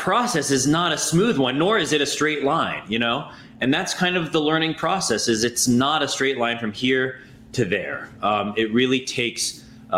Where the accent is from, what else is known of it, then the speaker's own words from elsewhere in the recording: Anchorage, Alaska, United States; I was born in Anchorage, Alaska.